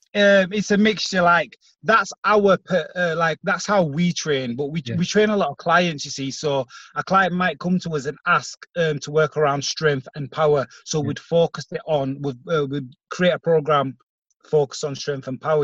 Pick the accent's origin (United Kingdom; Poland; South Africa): United Kingdom; Bradford, Yorkshire and the Humber; we're from Bradford ourselves. We're in the same community as a lot of these um, kids